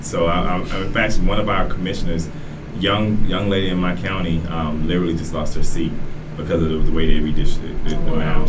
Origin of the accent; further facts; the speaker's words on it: Florida, United States; I am from Florida.